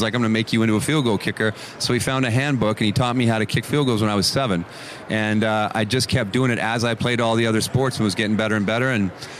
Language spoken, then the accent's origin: English; Canada; He's born and raised in Pittsburgh, raised me in Canada